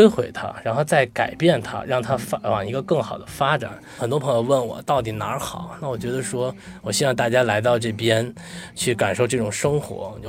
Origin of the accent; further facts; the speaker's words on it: Beijing, China; accent: Beijing; now in Los Angeles, United States; 然后很多人说说你是哪儿的人？我说我是北京的。他说你不可能，你都没北京味儿。